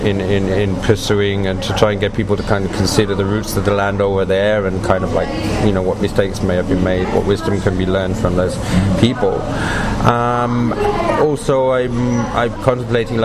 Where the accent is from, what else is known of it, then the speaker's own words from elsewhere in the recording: England, United Kingdom; moved away as an adult; also born or lived in Sinai, Egypt; I was born and raised in England